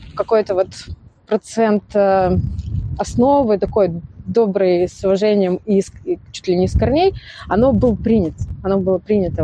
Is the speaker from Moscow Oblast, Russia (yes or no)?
no; Beryoza, Samara Oblast, Russia; я сама из Березы, как бы оттуда начинала.